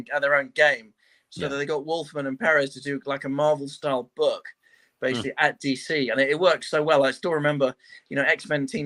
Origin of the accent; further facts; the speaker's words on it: London, United Kingdom; I was born and raised in London, which is where I still live. So I've always lived in North London since I was born.